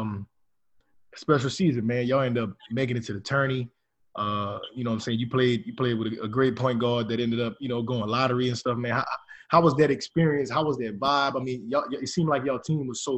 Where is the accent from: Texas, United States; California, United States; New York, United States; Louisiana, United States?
Louisiana, United States; Karen Crow; I'm from Karen Crow